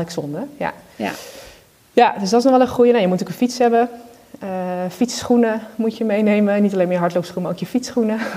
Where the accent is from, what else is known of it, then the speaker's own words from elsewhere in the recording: Netherlands; Ja, Nederland, en we zijn Nederlander